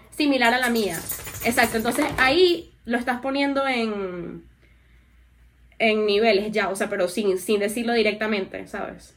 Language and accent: Spanish; Venezuela; also born or lived in New York; nosotros somos vecinos de Guyana.